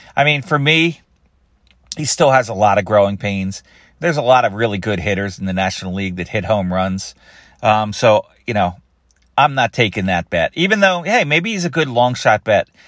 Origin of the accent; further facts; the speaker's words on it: Philadelphia, Pennsylvania, United States; I grew up in Philadelphia